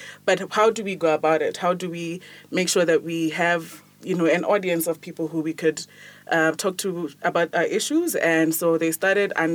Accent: Botswana; I'm from Botswana

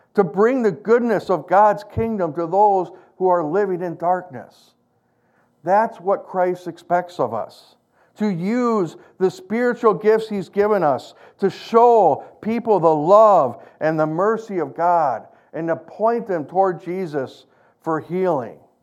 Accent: United States; I'm an American.

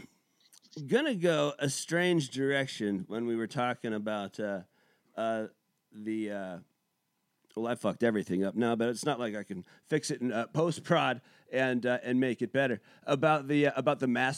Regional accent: United States; as an American

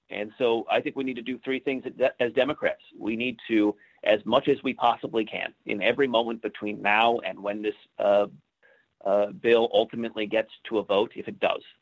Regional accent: Ellensburg, Washington, United States; my hometown, Ellensburg, Washington

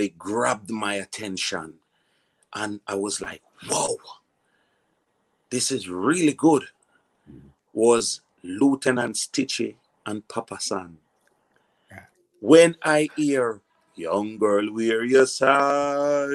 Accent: Kingston, Jamaica; also born or lived in Portmore, Jamaica / Red Hills, Jamaica; I was born in Concrete Jungle, Jonestown, and then I move up further to the top of Jungle, which was Havana.

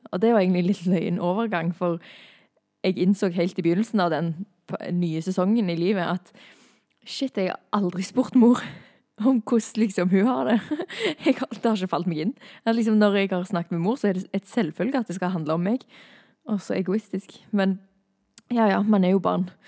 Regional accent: Thailand; jeg er misjonærbarn, jeg har vokst opp i Thailand. Og det var ikke alltid like kult å bo i Thailand, for min del.

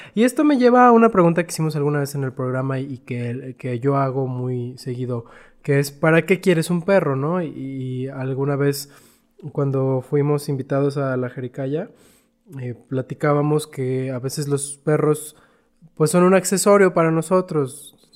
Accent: Chihuahua, Mexico; moved away; yo soy de Chihuahua y allá en Chihuahua pues todos tenemos calefacción

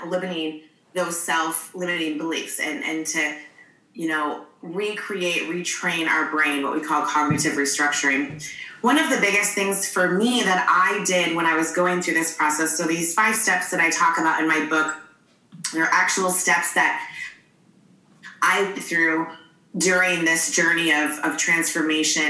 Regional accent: Michigan, United States; now in San Diego, United States; I'm originally from Michigan, but I currently live in San Diego.

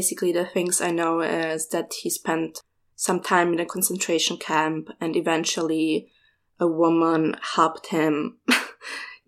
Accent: Vienna, Austria; I was born in Vienna after we fled from the war to Austria in 93

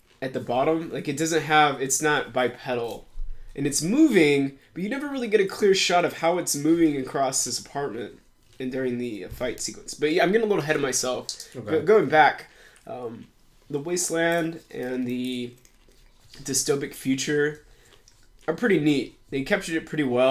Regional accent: United States; I'm American.

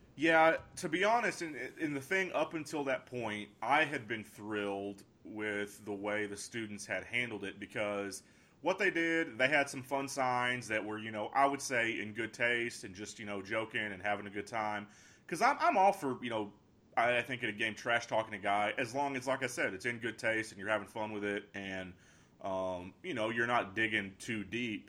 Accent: Pampa, Texas, United States; I'm a guy from Pampa

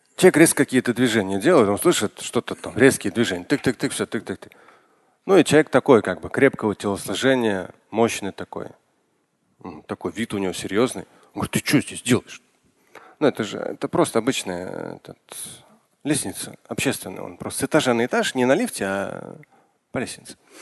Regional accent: Moscow, Russia; я родился в Москве, это были тоже опасные восьмидесятые, когда я учился в школе

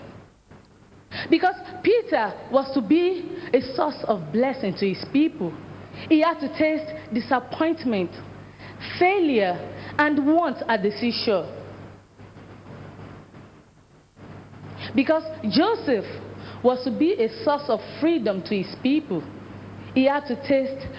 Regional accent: Nigeria; I'm a Nigerian

